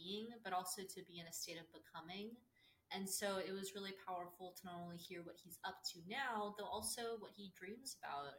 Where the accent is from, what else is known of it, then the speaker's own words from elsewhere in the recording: Austin, Texas, United States; also born or lived in Dallas, Texas; I was born and raised in Austin, Texas